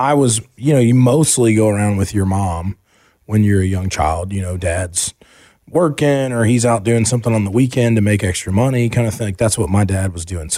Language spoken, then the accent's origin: English; Asheville, North Carolina, United States; also born or lived in Charlotte, North Carolina; when we moved from Charlotte to Asheville